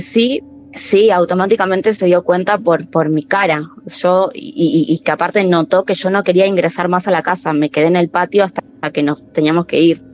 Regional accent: Merlo, Buenos Aires Province, Argentina; Soy de Merlo, Buenos Aires.

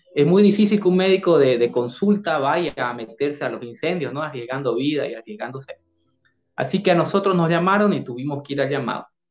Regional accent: Bolivia; also born or lived in Santa Cruz de la Sierra; en el año 2019, en mi país, en Bolivia

